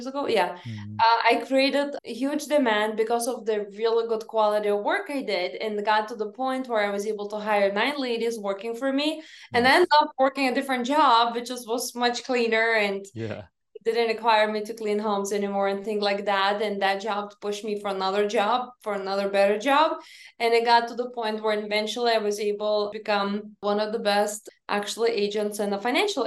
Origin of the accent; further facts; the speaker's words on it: Lithuania; moved away; when I grew up in Lithuania, my mom said that never lie, never steal, and never cheat